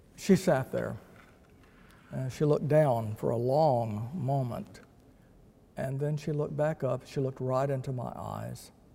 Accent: Texas, United States; I am a Texan

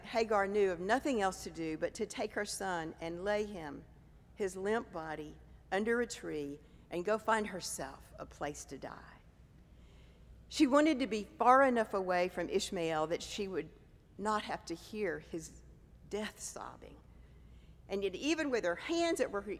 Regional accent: the South, United States; now in New York City, United States; I grew up in the South some decades ago in the days of segregation

